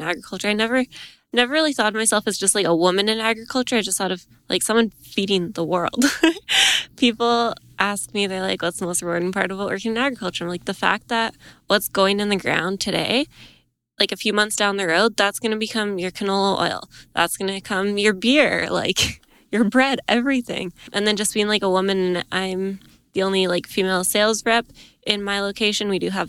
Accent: Edmonton, Alberta, Canada; now in Camrose, Canada; I'm from Edmonton originally. Now I live in Camrose, Alberta

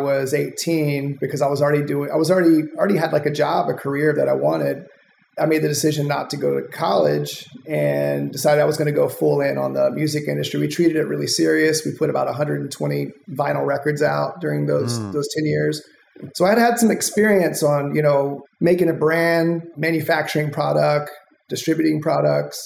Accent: the South, United States; moved away as an adult; now in California, United States; I grew up in the South

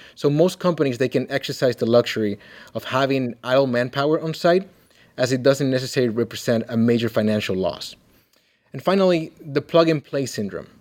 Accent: Dominican Republic; now in Kalamazoo, United States; I'm originally from the Dominican Republic

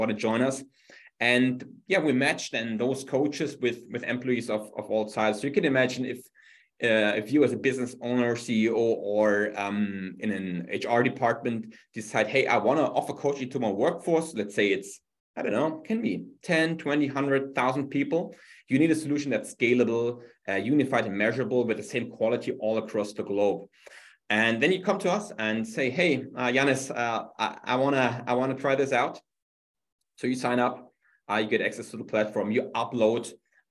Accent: Germany; English is a second language; moved away as an adult; now in New York City, United States; originally from Germany, as you can hear from my fantastic accent, I live in New York now for a while.

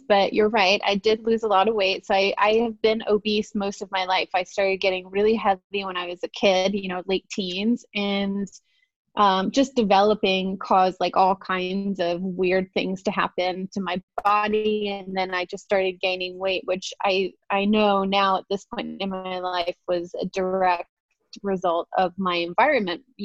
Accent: England, United Kingdom; now in United States; I'm originally from England. I've been in the States for a long time, but I grew up in council housing

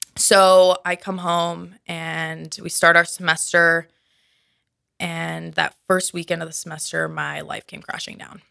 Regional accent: Minnesota, United States; moved away as an adult; I'm originally from Minnesota

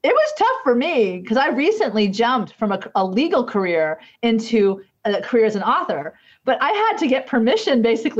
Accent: United States; I'm the gringa from the United States

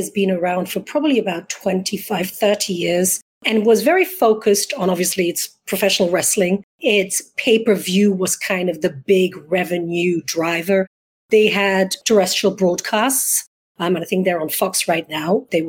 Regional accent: Belgium; accent: hybrid English-American; English is a second language; moved away as an adult; also born or lived in London; now in United States; No, I'm originally from Belgium, born and bred, went to college there, and then started my career in London. So I have this hybrid English-American, because I've also been here now for 22 years.

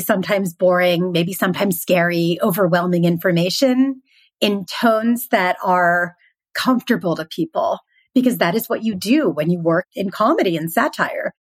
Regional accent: Philadelphia, Pennsylvania, United States; moved away; I'm originally from Philadelphia

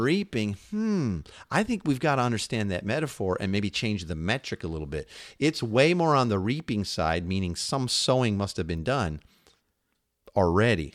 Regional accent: Chicago, Illinois, United States; also born or lived in Seattle area; now in Seattle, United States; We're from Chicago

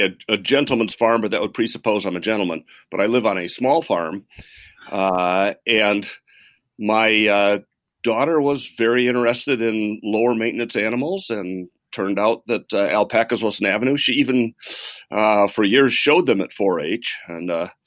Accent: Midland, Michigan, United States; I grew up in Midland, Michigan

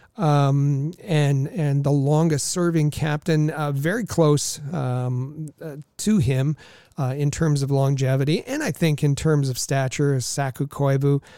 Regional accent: Thunder Bay, Ontario, Canada; I grew up in Thunder Bay, a small, uh, Northern Ontario town

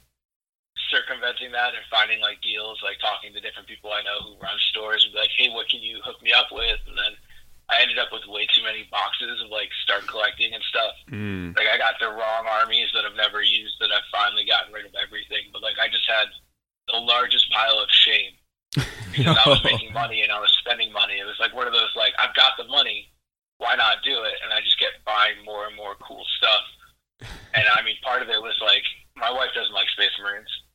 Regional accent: Shelton, United States; I grew up kind of in Shelton, and I grew up going to Clockwork Comics

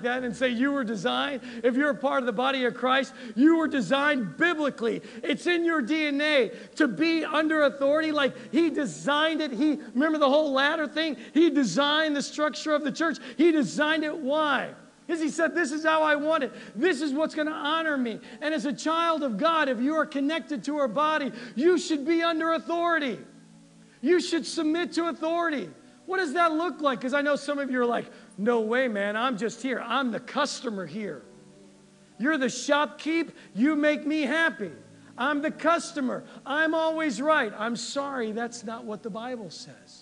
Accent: United States; We're Americans.

